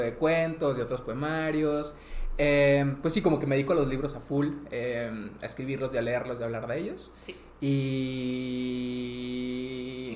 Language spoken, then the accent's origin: Spanish; Monterrey, Nuevo León, Mexico; Soy de Monterrey, pero vivo poco en Monterrey